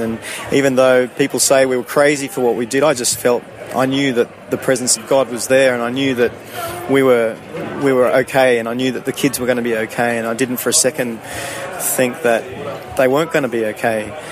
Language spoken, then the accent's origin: English; Sydney, New South Wales, Australia; moved away as an adult; also born or lived in Canada / United Kingdom / South America; I grew up in Sydney until I was about 22